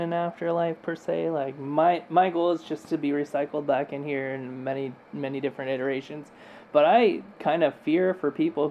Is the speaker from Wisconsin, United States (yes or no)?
no; California, United States; moved away; I'm from California